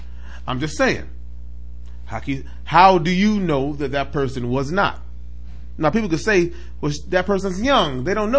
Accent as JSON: {"language": "English", "region": "Mississippi", "country": "United States", "said": "You from down south? I'm from Mississippi. He from Alabama."}